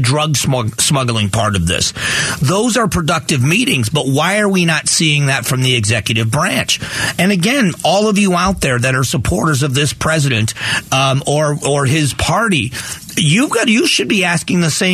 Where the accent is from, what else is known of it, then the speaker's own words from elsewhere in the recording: United States; as an American